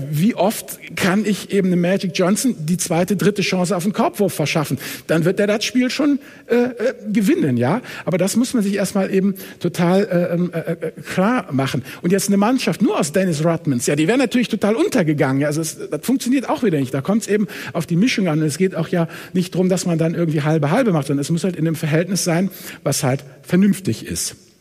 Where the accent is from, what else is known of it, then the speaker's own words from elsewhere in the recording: Hamburg, Germany; Ich komme ja aus Hamburg